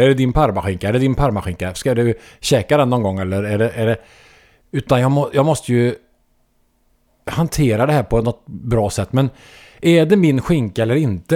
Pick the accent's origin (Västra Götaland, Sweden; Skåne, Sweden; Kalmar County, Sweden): Västra Götaland, Sweden; Trollhättan; I Trollhättan i allmänhet, men på Läxtorp kanske i synnerhet. Eh, där jag växte upp